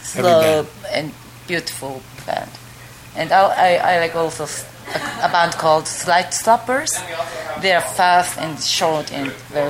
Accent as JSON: {"language": "English", "region": "Tokyo", "country": "Japan", "said": "I'm from Tokyo."}